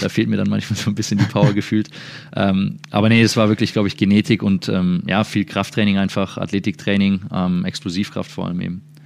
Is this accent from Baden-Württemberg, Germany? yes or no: no; Würzburg, Bavaria, Germany; moved away as an adult; now in Dallas, United States; der auch aus der gleichen Stadt kommt wie ich